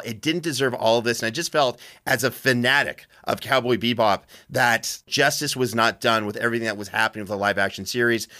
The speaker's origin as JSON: {"language": "English", "country": "Canada", "moved": "yes", "lives_now": "United States", "said": "I'm a Canadian immigrant to this great country"}